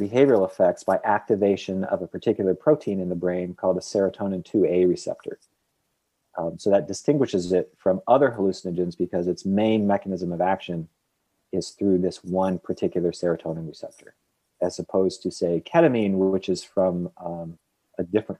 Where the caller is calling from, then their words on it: New Orleans, Louisiana, United States; I am calling in from New Orleans, Louisiana.